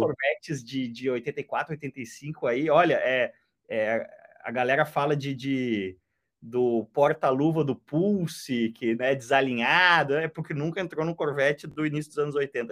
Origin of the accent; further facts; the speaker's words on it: Porto Alegre, Rio Grande do Sul, Brazil; eu que sou de Porto Alegre